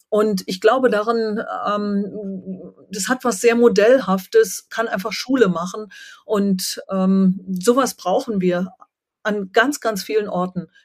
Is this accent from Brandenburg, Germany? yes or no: yes; Brandenburg, Germany; ich lebe jetzt wieder in einer glazial geformten Landschaft, Würmeiszeit, auf einer Endmoräne und bin aufgewachsen in der Endmoränenlandschaft Nordostbrandenburgs.